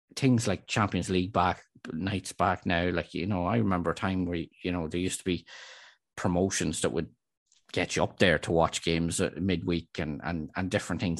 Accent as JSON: {"language": "English", "town": "Dundalk", "region": "Leinster", "country": "Ireland", "said": "I'm from Dundalk and I'm a Dundalk supporter"}